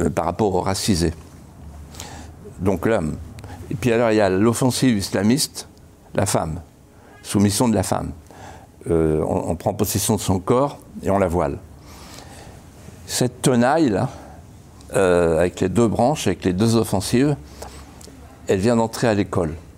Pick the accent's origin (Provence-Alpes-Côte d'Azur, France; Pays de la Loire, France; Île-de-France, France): Pays de la Loire, France; Vendée; Quand j'étais petit, avec mon père et ma mère, dans la deux chevaux, on, partait de chez moi à la Bralière et on allait au Mont des Alouettes, qui était notre Everest à nous, 250 mètres de haut. Et pour aller au Mont des Alouettes, il fallait traverser un carrefour célèbre en Vendée